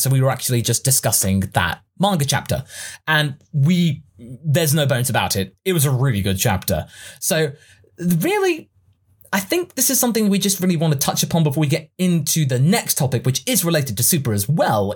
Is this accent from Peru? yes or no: no; England, United Kingdom; we English people